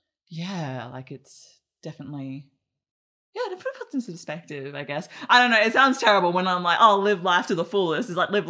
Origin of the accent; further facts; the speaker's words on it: Australia; being growing up in Australia as a young person